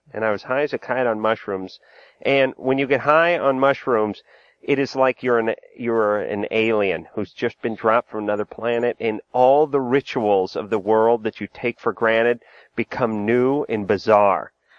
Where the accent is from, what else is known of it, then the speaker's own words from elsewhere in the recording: New England, United States; I grew up in New England.